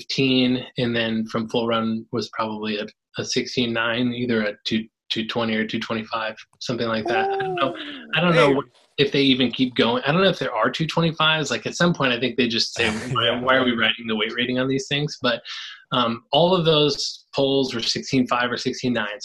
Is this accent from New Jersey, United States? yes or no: no; California, United States; now in Iowa, United States; I was born in California